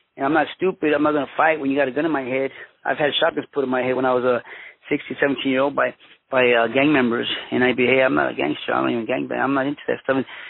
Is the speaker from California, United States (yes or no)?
yes; Los Angeles, California, United States; also born or lived in Mexico / Huntington Park / Boyle Heights; I was born in Mexico, but I was uh, raised in Los Angeles, California. My parents came to the United States when I was uh, one year old.